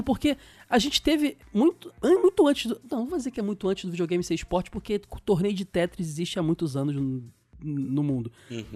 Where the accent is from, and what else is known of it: Brazil